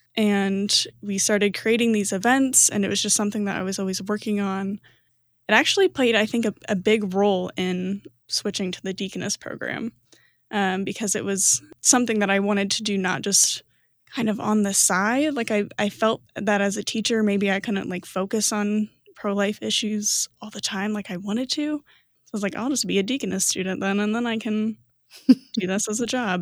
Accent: Fort Wayne, Indiana, United States; moved away; also born or lived in Chicago, Illinois; I'm originally from Fort Wayne, Indiana.

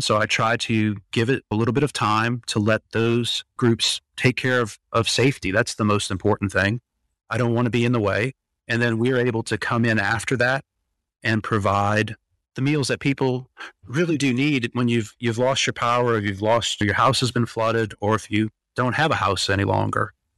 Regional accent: Louisiana, United States; moved away; we're from Louisiana, so we like to cook.

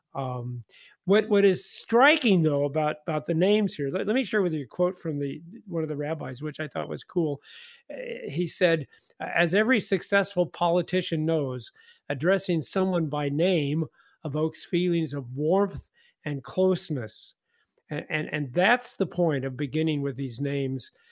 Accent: Independence, Missouri, United States; moved away; I grew up in Independence, Missouri, so it's way too cold.

